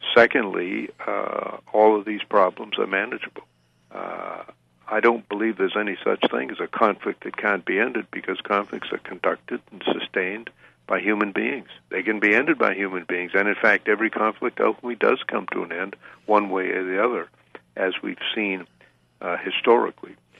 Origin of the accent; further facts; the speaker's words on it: Waterville, Maine, United States; when I was a small boy growing up in Waterville, Maine, many years ago